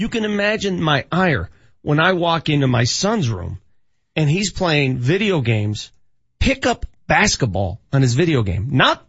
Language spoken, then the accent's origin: English; Denver, Colorado, United States; when I was a child growing up in North Denver